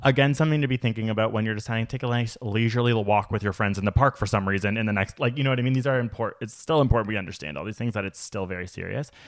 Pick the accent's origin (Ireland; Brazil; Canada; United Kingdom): Canada; I'm Canadian